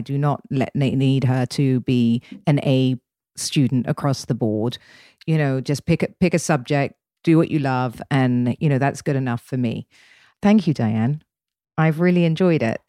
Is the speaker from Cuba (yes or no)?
no; England, United Kingdom; being English